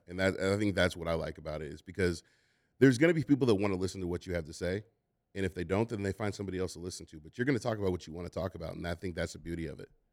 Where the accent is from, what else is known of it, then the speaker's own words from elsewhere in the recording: Oakland, California, United States; I'm, I'm from Oakland